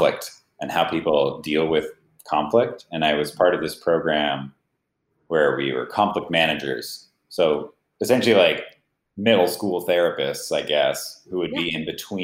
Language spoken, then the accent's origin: English; Gilroy, California, United States; the home where I grew up in Gilroy, California